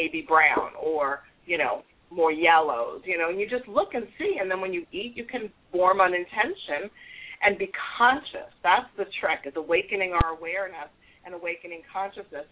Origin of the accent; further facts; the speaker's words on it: New York, United States; accent: New York; now in South Florida, United States; I'm a New York Italian girl, in case you didn't pick up by my accent of the New York part. But I've been in Florida, South Florida, for many years.